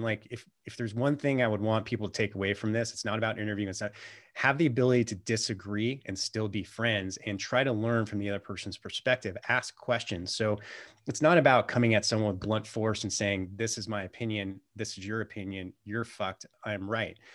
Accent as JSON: {"language": "English", "region": "California", "country": "United States", "tie": "born or raised there", "moved": "as an adult", "lives_now": "Montana, United States", "said": "I always thought growing up in California that California was the greatest state in the world"}